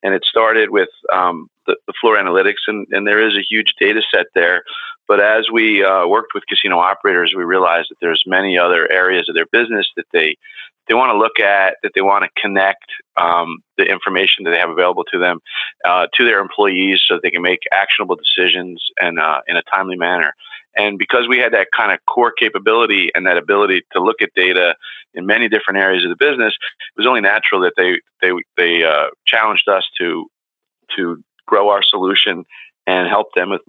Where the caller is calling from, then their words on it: Galloway, New Jersey, United States; I'm calling from Galloway, New Jersey, which is just outside of Atlantic City. And that's the market I started out in gaming. And I still live here and pretty close to the shore and really love this area.